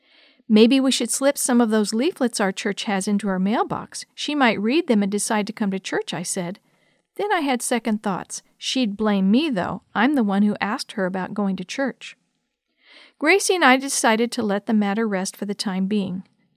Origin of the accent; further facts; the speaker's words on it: Connecticut, United States; the capital city of my home state of Connecticut.